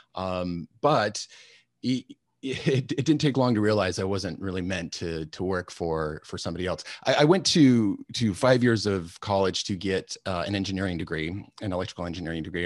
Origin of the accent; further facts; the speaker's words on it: Alaska, United States; I grew up in Alaska, which is not a usual thing.